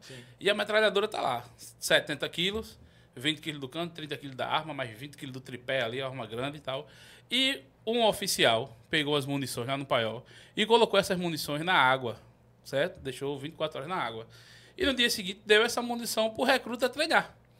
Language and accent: Portuguese; Itatuba, Paraíba, Brazil; also born or lived in Campina Grande / Santa Rita; now in João Pessoa, Brazil; sou natural de Campina Grande. Nasci em Campina Grande, mas me criei numa cidade chamada Itatuba.